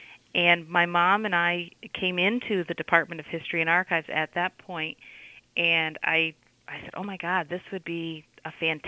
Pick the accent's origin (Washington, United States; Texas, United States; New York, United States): New York, United States; Canajoharie; I grew up in Canajoharie.